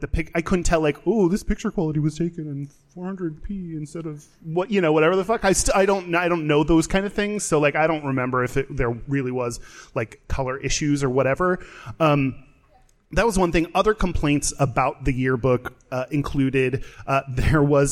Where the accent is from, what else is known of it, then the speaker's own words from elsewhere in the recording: Katy, Texas, United States; I grew up in Katy, Texas, suburb of Houston